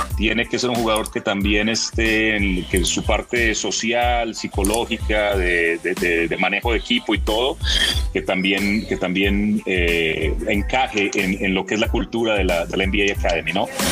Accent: Medellín, Antioquia, Colombia; moved away as an adult; also born or lived in Toronto, Canada; now in Mexico; Mis orígenes soy, soy de Medellín, eh, paisa

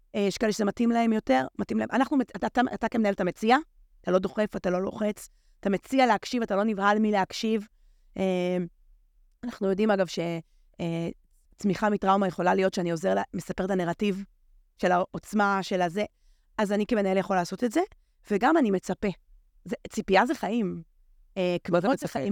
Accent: Haifa, Haifa District, Israel; אני פשוט גדלתי בחיפה, זה מקום יקר לליבי מאוד

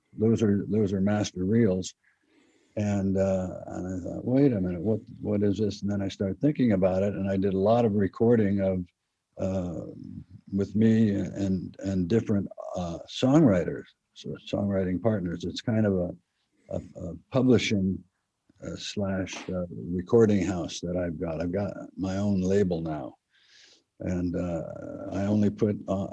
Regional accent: El Cerrito, California, United States; we're from El Cerrito. We're El Cerrito boys.

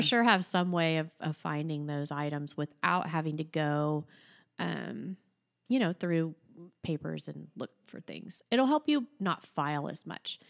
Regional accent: Florida, United States; I grew up in Florida

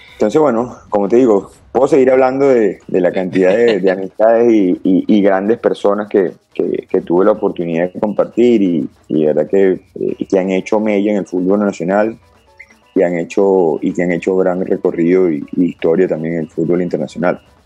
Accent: Caracas, Capital District, Venezuela; yo nací en Caracas y ya desde los cinco años eh, empiezo mi andar en el, fútbol organizado, se quiere decir, eh, en la escuela de fútbol Montalbán

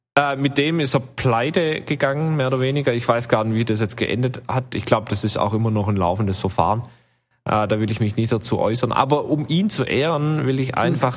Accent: western Germany, Germany; bei uns im Westen

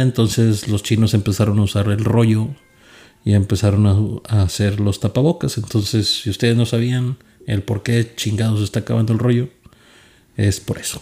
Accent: Monterrey, Nuevo León, Mexico; now in San Antonio, United States; soy de Monterrey, Nuevo León

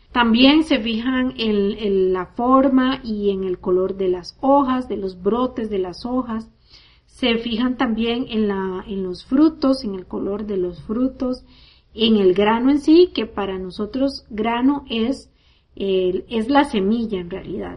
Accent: Costa Rica; Yo crecí en Costa Rica

